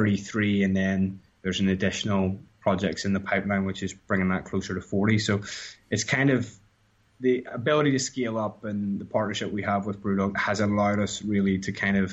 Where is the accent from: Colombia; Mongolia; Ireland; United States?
Ireland; moved away; And I moved from Ireland, where craft beer was like effectively, I guess, Guinness.